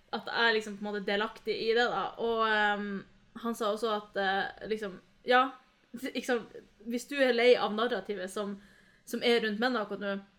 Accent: Norway; jeg vokste opp her i Norge

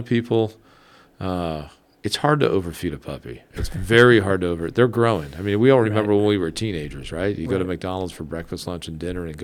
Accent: Guam; I'm from Guam

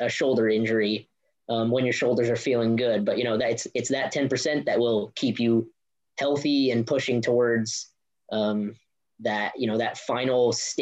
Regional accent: New Jersey, United States; moved away as an adult; I grew up in New Jersey with my coach Yuri Aminov at Monmouth Gymnastics

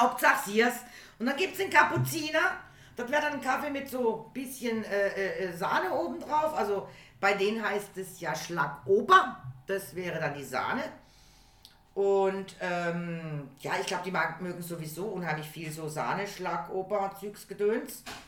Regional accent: Germany; ich bin aus Deutschland

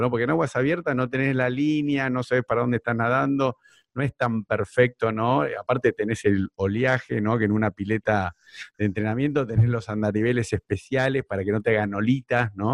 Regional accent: Argentina; now in Nordelta, Argentina

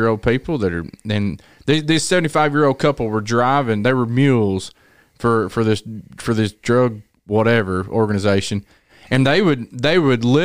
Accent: Tennessee, United States; I was from Tennessee

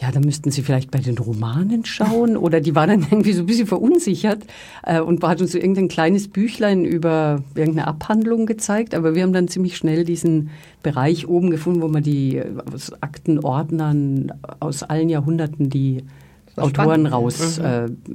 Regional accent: Austria; born there; als Österreicherin gebürtig, habe immer schon, was heißt immer, also ziemlich lang schon das Fable für die Josephine Mutzenbacher gehabt

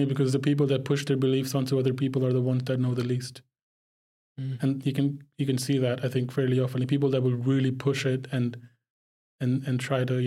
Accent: Dubai, United Arab Emirates; also born or lived in Pakistan; I'm from Pakistan, but I grew up in the Middle East in Dubai

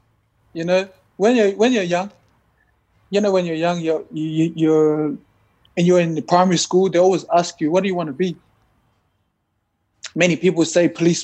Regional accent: Sydney, New South Wales, Australia; moved away as an adult; now in France; Born and raised in Sydney, Australia.

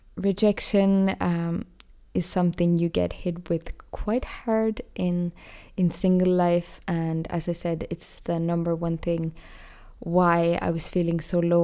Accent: Ireland; moved away as an adult; now in Austria; Basically, because I moved from Ireland to Austria and I found it quite hard to study in German.

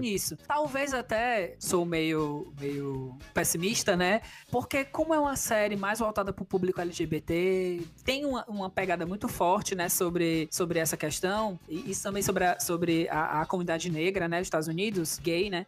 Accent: Fortaleza, Ceará, Brazil; eu sou daqui do Nordeste do Brasil, sou de Fortaleza

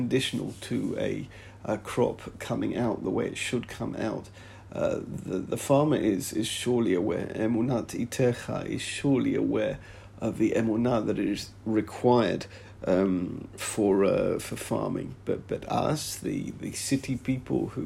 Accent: England, United Kingdom; now in Israel; growing up in England.

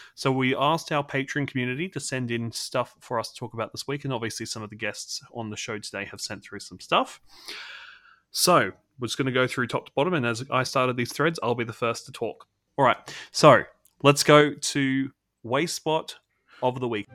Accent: Australia; I'm the sole Australian representative

